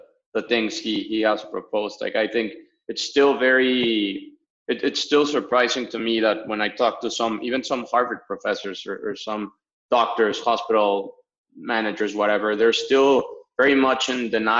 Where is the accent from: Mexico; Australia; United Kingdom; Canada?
Mexico; moved away as an adult; now in Boston, United States; I'm from Mexico originally. I'm actually here in my hometown, finishing up summer vacation in Mexico